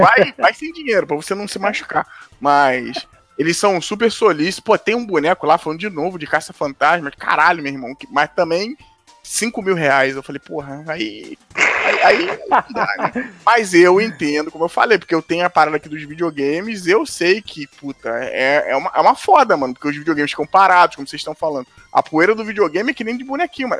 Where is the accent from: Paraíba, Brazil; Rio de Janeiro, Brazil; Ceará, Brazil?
Rio de Janeiro, Brazil; onde eu fui criado lá em Madureira, né? Que hoje eu não moro lá